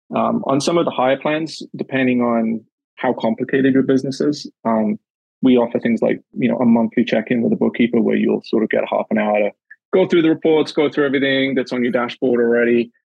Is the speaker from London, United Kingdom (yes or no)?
no; Newcastle upon Tyne, North East England, United Kingdom; moved away as an adult; also born or lived in the Maritimes, Canada; now in Canada; my time growing up in Newcastle and and in the north of England